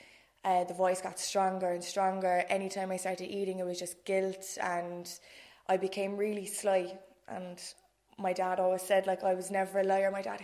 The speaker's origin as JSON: {"language": "English", "town": "Cork", "region": "Munster", "country": "Ireland", "said": "I'm 26, from Dublin Hill. Posh Nori, as you might say"}